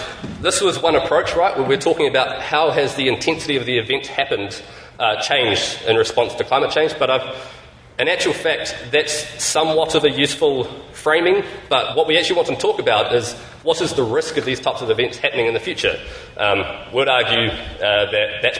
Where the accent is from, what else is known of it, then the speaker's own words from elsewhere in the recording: New Zealand; I'm from New Zealand